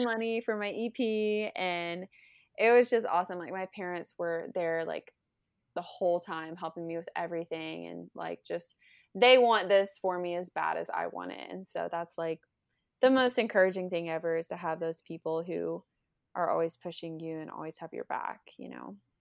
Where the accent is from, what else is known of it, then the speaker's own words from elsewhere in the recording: Lake City, Florida, United States; moved away as an adult; now in Nashville, United States; I'm from Lake City, Florida. I was born and raised there